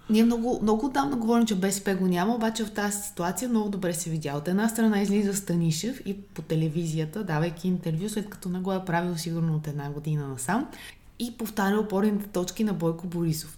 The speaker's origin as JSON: {"language": "Bulgarian", "country": "Bulgaria", "said": "като българи"}